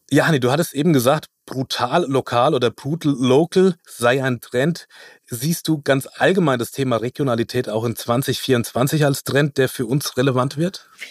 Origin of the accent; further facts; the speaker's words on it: near Frankfurt, Hesse, Germany; also da wo ich herkomme, das ist bei Frankfurt.